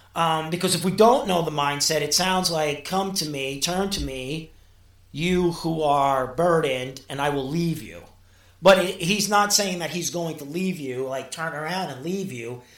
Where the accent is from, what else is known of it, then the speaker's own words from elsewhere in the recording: New York City, New York, United States; also born or lived in Mexico; growing up in Brooklyn. And my, my, my father was Puerto Rican